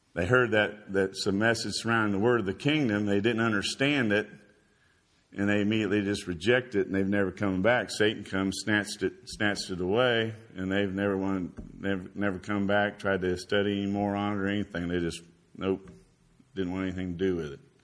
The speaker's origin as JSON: {"language": "English", "region": "Indiana", "country": "United States", "also_born_or_lived": "Florida", "moved": "yes", "lives_now": "Chattanooga, United States", "said": "we're both from Indiana"}